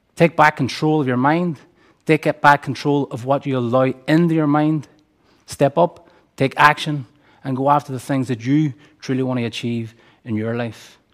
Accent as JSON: {"language": "English", "town": "Derry", "region": "Northern Ireland", "country": "United Kingdom", "tie": "born or raised there", "said": "I grew up here in Derry, in Gaeilge, in one of the most economically deprived areas of the city"}